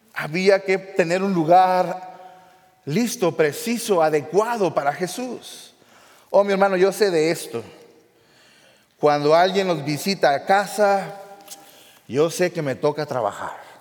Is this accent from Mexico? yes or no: yes; the border, Mexico; en México, en el lugar de donde yo soy, la frontera